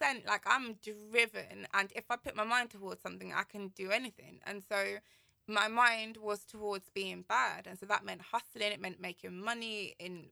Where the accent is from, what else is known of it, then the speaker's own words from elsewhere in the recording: London, United Kingdom; also born or lived in Kilburn; I grew up in Shepherd's Bush